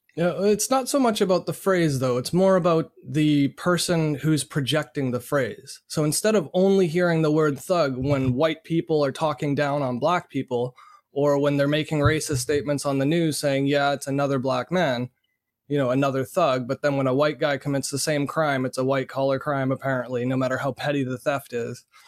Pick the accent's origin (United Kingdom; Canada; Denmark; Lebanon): Canada; being born and raised in Canada